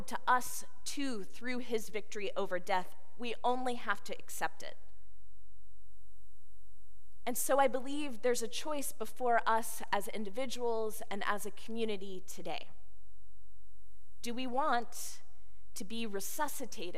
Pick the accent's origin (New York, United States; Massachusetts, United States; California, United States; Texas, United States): Texas, United States; Houston; moved away; the people of my hometown